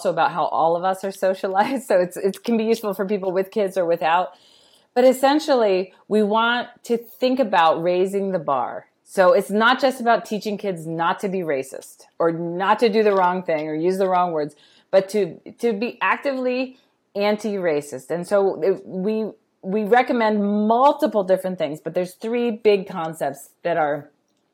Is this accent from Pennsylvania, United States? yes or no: yes; Pittsburgh, Pennsylvania, United States; I grew up in Pittsburgh with the Carnegie Museum